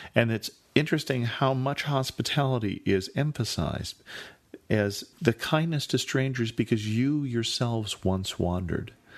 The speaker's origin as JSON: {"language": "English", "region": "California", "country": "United States", "tie": "born or raised there", "said": "I grew up in California"}